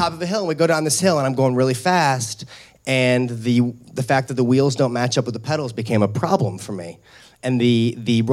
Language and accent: English; St. Louis, Missouri, United States; When I was 12 years old, I grew up in St. Louis, Missouri.